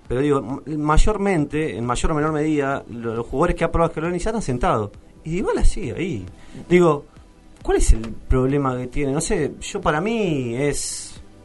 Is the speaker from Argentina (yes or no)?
yes; Santiago del Estero, Argentina; moved away; soy de Santiago, puedo soportar calor mucho más calor